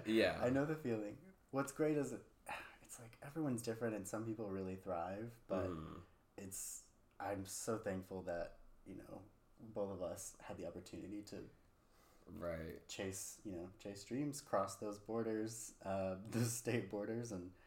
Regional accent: Mississippi, United States; moved away as an adult; now in Bay Area, United States; I also left Mississippi at 18

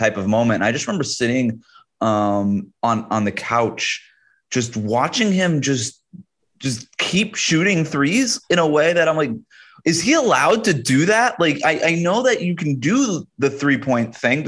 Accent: East Coast, United States; moved away as an adult; also born or lived in Florida; growing up on the East Coast

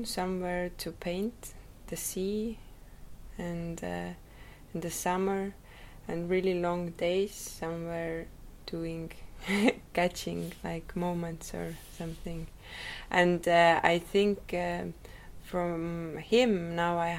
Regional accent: Rakvere, Lääne-Viru County, Estonia; I was born in Rakvere. It is a small town, more to east from Tallinn.

